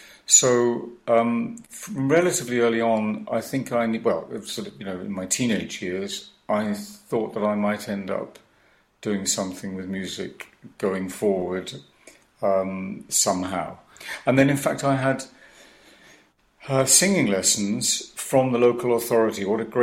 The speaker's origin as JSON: {"language": "English", "town": "Cardiff", "region": "Wales", "country": "United Kingdom", "tie": "born or raised there", "said": "I grew up in Cardiff, went to Cardiff High School, and I learned my Welsh, as did we all."}